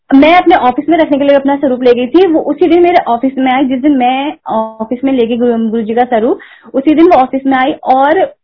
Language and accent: Hindi; Uttarakhand, India; मैं उत्तराखंड से हूँ